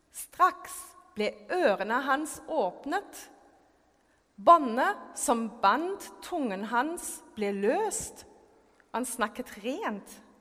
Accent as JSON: {"language": "Norwegian", "country": "Germany", "tie": "born or raised there", "second_language": "Norwegian", "moved": "yes", "lives_now": "Norway", "said": "jeg er født og oppvokst i Tyskland"}